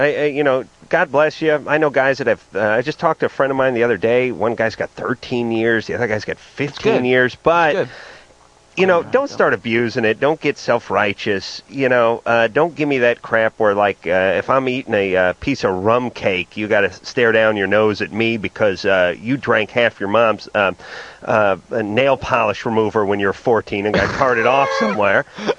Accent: the Valley, California, United States; half the people I grew up with in the Valley

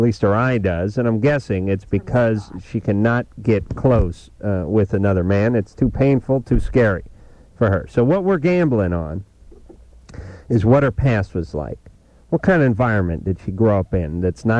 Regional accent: Los Angeles, California, United States; I grew up in North Hollywood

